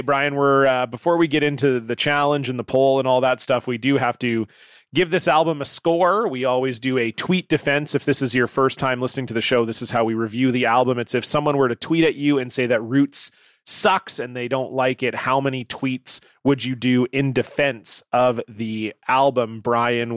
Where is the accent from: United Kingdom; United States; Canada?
Canada; I'm obviously from Canada